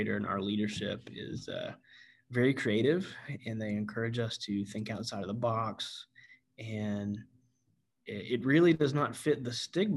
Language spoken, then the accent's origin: English; Gastonia, North Carolina, United States; moved away as an adult; also born or lived in Pensacola, Florida; now in Santa Rosa County, Florida, United States; North Carolina was great. That's where I grew up. That's where I went to high school